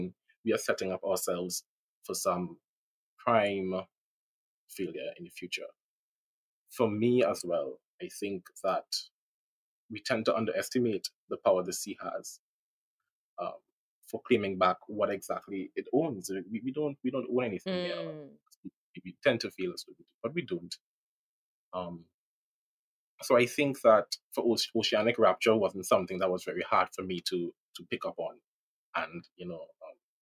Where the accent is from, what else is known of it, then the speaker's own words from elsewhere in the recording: Trinidad & Tobago; I'm from Trinidad, I'm from the Caribbean